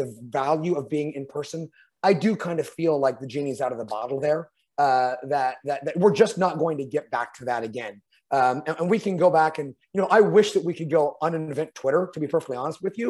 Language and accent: English; California, United States; I'm a Californian.